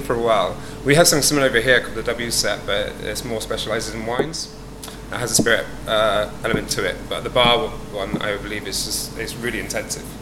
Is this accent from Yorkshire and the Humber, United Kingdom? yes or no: no; Dorset, South West England, United Kingdom; moved away as an adult; now in London, United Kingdom; originally, I'm from Dorset, on the south coast of England